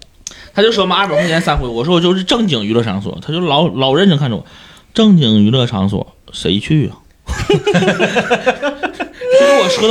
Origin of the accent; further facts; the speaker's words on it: Siping, Jilin, China; moved away; 我老家在吉林省四平市嘛，我说我好久没回四平了